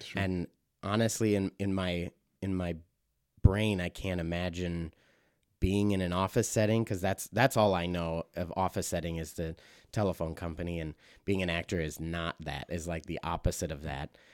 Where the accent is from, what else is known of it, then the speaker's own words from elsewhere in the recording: Mount Horeb, Wisconsin, United States; moved away; also born or lived in Stevens Point, Wisconsin; I'm from uh, Mount Horeb, Wisconsin